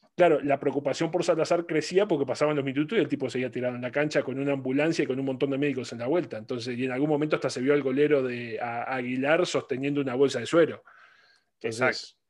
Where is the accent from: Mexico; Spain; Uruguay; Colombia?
Uruguay; como uruguayos